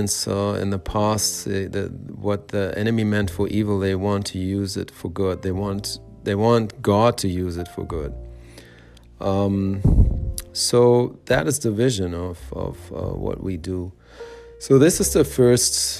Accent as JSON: {"language": "English", "country": "Germany", "tie": "born or raised there", "said": "I was born and raised in Germany, West Germany at the time"}